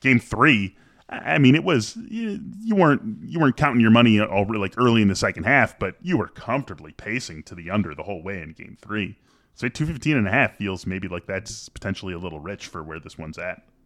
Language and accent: English; Chicago, Illinois, United States; growing up in Chicago. It says the, the Chicago area, the northern suburbs, we get educated wonderfully, Dan and I did, in the northern suburbs of Chicago